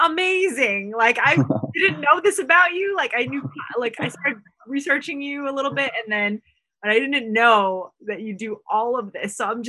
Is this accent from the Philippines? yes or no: yes; Philippines; first language Tagalog; English is a second language; I speak Tagalog. That's my first language, and English.